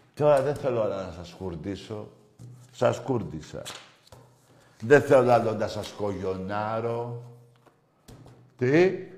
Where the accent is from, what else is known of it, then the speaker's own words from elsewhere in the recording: Greece; εμείς είμαστε Έλληνες